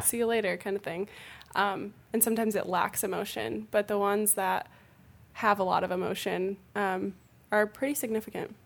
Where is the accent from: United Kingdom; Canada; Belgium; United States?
United States; Illinois; moved away; my hometown back in Illinois